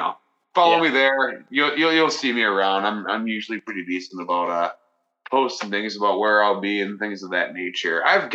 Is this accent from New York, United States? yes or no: no; Green Bay, Wisconsin, United States; my hometown of Green Bay